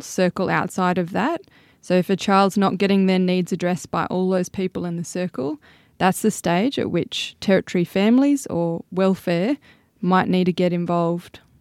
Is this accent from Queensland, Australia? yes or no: no; Sydney, New South Wales, Australia; moved away as an adult; now in Tennant Creek, Australia; I'm originally from Sydney.